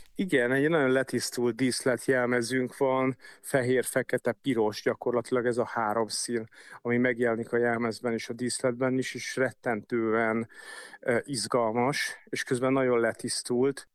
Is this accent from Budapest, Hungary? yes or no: yes; Budapest, Hungary; én a hetedik kerületben nőttem föl